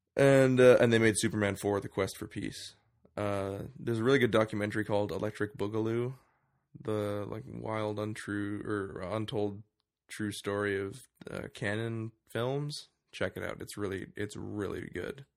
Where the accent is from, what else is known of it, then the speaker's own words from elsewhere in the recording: Canada; we're Canadian